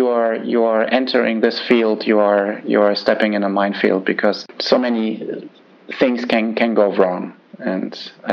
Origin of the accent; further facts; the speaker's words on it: Germany; so I grew up in West Germany.